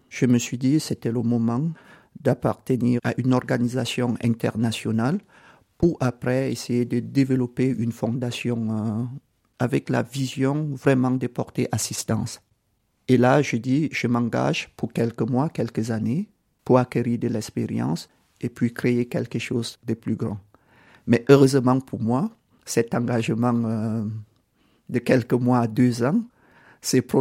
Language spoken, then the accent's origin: French; Cameroon; born there; Je suis né au Cameroun, mais j'ai beaucoup voyagé parce que euh, les parents étaient administrateurs et gestionnaires des biens d'une église dans une organisation internationale.